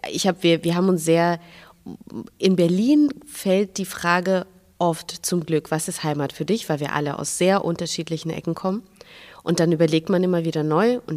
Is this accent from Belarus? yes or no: yes; Minsk, Belarus; habe mir angewöhnt, immer zu sagen, ich komme aus Russland, weil das viel, also die Gespräche